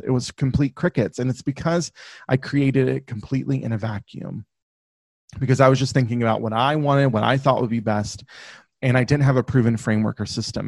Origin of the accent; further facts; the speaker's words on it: the South, United States; I grew up in the South in the U.S., so if you if you can't, my accent will come out from time to time.